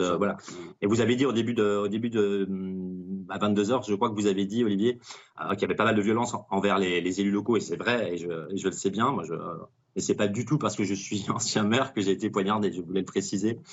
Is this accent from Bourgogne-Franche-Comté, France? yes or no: yes; Dijon, Bourgogne-Franche-Comté, France; moved away as an adult; Dijon est ma ville natale, j'ai grandi 27 ans